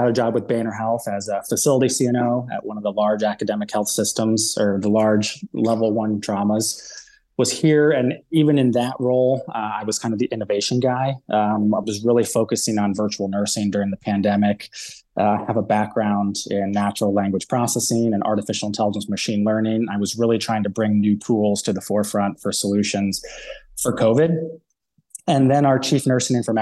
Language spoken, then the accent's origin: English; Ohio, United States; I'm from Ohio